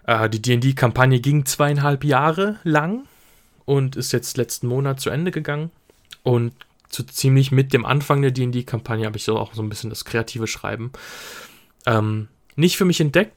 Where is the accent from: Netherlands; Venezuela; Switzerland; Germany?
Switzerland; ich komme aus der Schweiz